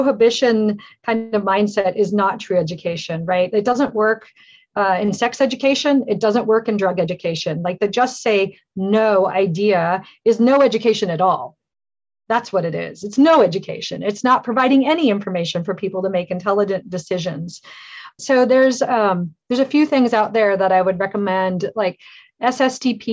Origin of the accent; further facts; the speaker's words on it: Alaska, United States; I grew up in Alaska and horses, and I was always running around outside.